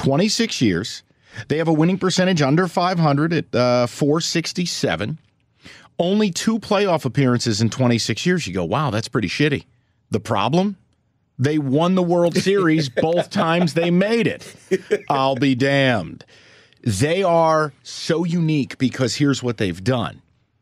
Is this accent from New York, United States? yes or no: yes; upstate New York, United States; even though I grew up upstate, I am a New Yorker